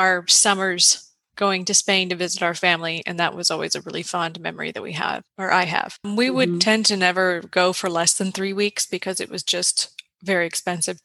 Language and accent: English; Southern Mississippi, United States; I grew up in Southern Mississippi, of all places.